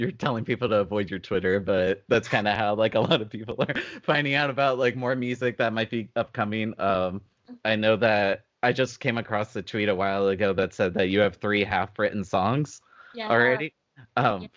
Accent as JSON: {"language": "English", "town": "Palm Springs", "region": "California", "country": "United States", "said": "I'm originally from Palm Springs, which is kind of like the exact opposite of Portland"}